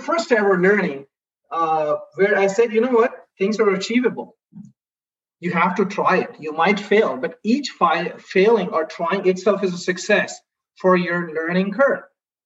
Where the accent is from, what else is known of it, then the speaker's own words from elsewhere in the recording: India; English is a second language; moved away as an adult; I grew up in India, and there English is definitely a buzzword